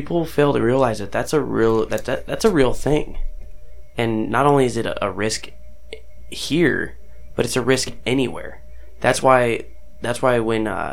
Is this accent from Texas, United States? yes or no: no; Arizona, United States; I grew up in Arizona